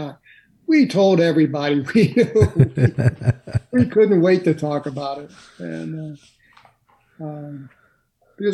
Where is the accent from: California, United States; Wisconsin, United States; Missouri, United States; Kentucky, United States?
Missouri, United States; St. Louis; I'm from St. Louis City